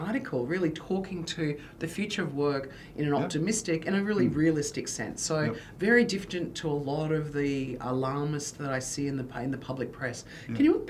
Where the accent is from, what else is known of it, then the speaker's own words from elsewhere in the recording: Queensland, Australia; being a Queenslander